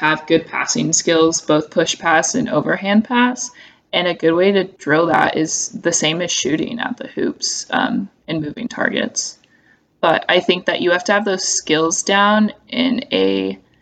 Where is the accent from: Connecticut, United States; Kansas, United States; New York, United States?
Kansas, United States; I'm from Kansas